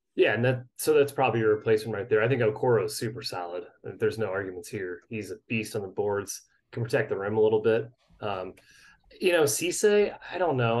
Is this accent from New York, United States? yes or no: no; St. Louis, Missouri, United States; I'm from St. Louis